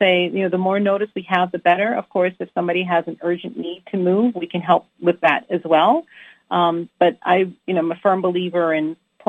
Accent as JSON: {"language": "English", "country": "U.S. Virgin Islands", "tie": "born or raised there", "said": "Well, I'm from the Virgin Islands. I was born and raised in the Virgin Islands, which is, you know, literally two islands away from the Dominican Republic."}